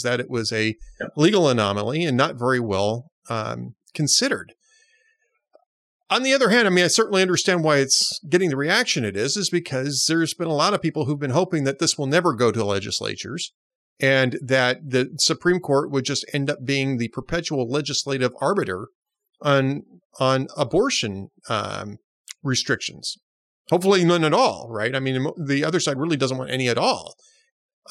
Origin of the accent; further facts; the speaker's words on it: Los Angeles, California, United States; also born or lived in Twin Cities, Minnesota; now in Austin, United States; I grew up in Los Angeles